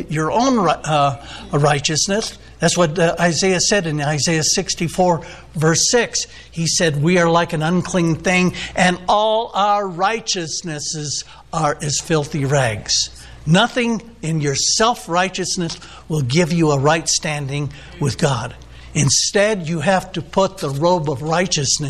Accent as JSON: {"language": "English", "town": "San Diego", "region": "California", "country": "United States", "said": "I'm from the San Diego area"}